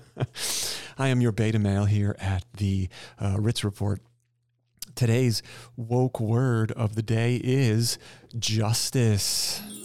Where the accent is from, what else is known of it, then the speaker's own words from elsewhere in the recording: New York City, New York, United States; Being a New Yorker